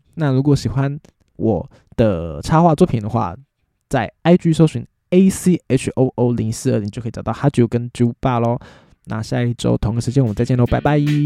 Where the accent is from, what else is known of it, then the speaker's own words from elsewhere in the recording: Taiwan; 我们台湾人 通常吃饭就很想要配饭嘛